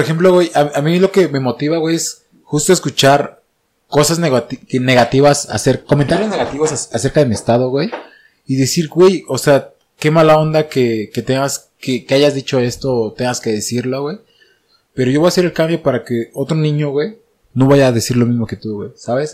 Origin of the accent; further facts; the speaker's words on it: Oaxaca, Mexico; now in Mexico City, Mexico; desde que yo salí de Oaxaca